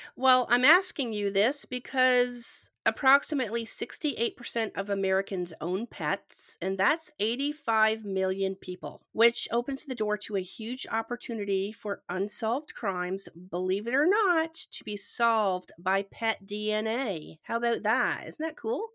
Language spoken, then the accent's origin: English; Ontario, Canada; now in Georgia, United States; I'm from Canada originally and I live in Georgia